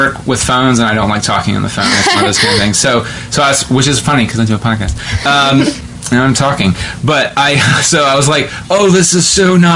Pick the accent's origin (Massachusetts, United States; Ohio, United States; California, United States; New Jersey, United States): Ohio, United States; West Jefferson; I'm from West Jeff and Grant, our theater program then was good